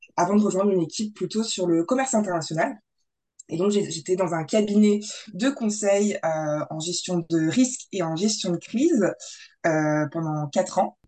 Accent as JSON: {"language": "French", "region": "Grand Est", "country": "France", "said": "nous on vient du Grand Est"}